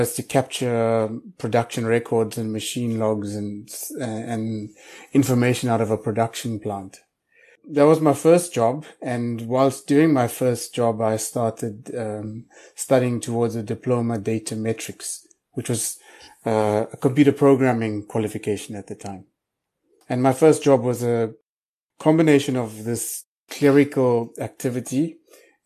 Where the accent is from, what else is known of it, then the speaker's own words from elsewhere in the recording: Pietermaritzburg, KwaZulu-Natal, South Africa; I grew up in a little town called Pietermaritzburg, which is about 150 kilometers outside of Durban